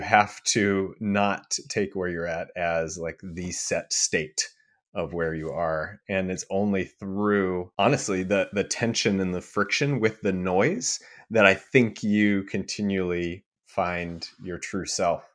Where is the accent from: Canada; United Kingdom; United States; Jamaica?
United States; Midwest; growing up in the Midwest